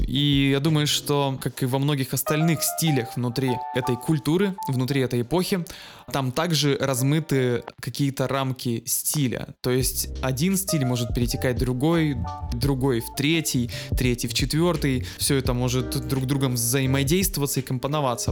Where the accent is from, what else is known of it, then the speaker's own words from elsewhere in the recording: Saint Petersburg, Russia; я как человек из Петербурга